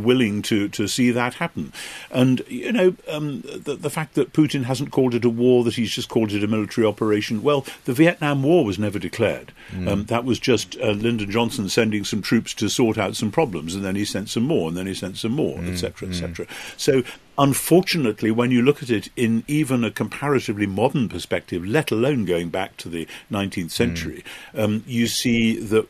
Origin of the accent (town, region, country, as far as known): United Kingdom